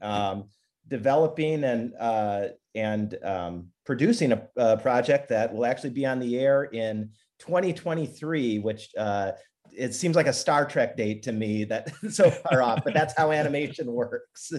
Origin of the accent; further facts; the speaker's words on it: Minnesota, United States; moved away; I grew up in Minnesota